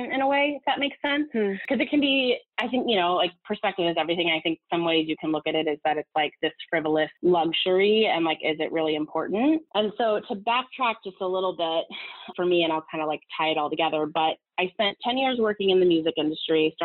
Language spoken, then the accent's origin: English; Southern California, United States; moved away as an adult; also born or lived in Los Angeles; now in New York, United States; I'm from Southern California